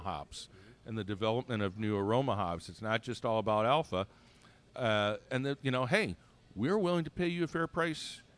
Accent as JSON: {"language": "English", "region": "Michigan", "country": "United States", "said": "we're from Michigan"}